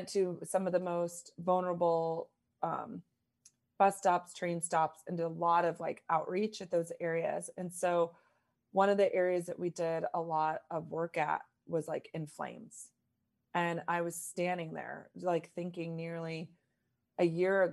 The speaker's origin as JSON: {"language": "English", "town": "Lincoln", "region": "Nebraska", "country": "United States", "tie": "born or raised there", "also_born_or_lived": "East Coast", "moved": "yes", "said": "I'm born and raised in Lincoln, Nebraska, so Midwest, and lived a lot on the East Coast."}